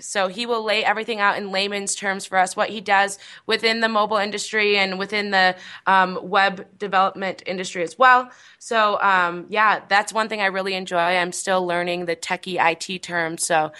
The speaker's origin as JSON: {"language": "English", "region": "Michigan", "country": "United States", "moved": "yes", "lives_now": "Las Vegas, United States", "said": "I'm from Michigan, and unfortunately, like the summer before I moved out to Las Vegas"}